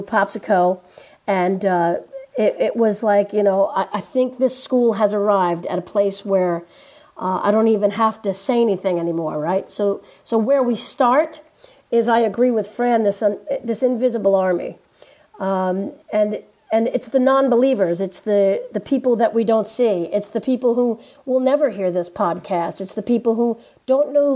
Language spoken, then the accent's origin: English; New Jersey, United States; I am from New Jersey